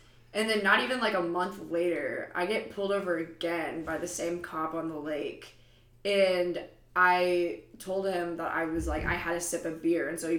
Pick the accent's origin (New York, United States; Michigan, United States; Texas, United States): Texas, United States; moved away as an adult; I'm from Texas, and I was home for the summer. I remember I was 4 months away from turning 21